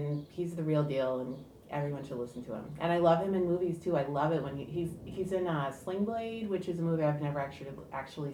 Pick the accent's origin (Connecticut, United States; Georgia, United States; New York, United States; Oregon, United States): Connecticut, United States; Hartford; I'm from Hartford, Connecticut, which is not a place where a lot of people listen to country music